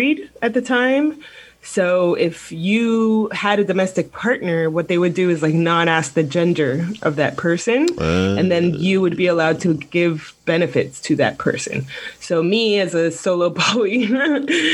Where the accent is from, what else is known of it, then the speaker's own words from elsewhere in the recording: Miami, Florida, United States; I'm from Miami